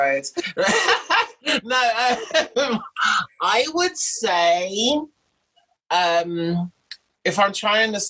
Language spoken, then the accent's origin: English; London, United Kingdom; also born or lived in Enfield / Haringey; I was conceived in South London, but born and raised in North London